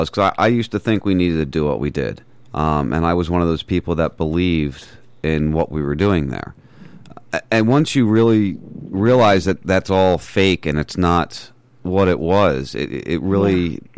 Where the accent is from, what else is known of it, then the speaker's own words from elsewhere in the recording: New Jersey, United States; moved away as an adult; now in Florida, United States; I was born and raised in New Jersey